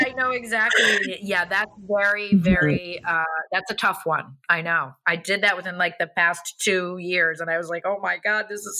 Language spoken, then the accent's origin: English; New York City, New York, United States; I feel like even as a New Yorker, like today I had to go and get a small little suitcase.